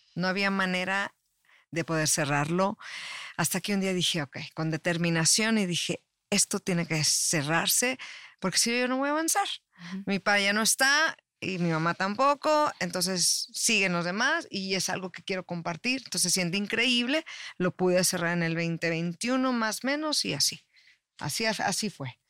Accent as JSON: {"language": "Spanish", "country": "Mexico", "tie": "born or raised there", "also_born_or_lived": "Tijuana", "said": "yo soy originaria de México, estaba viviendo en Tijuana, luego me vine para acá"}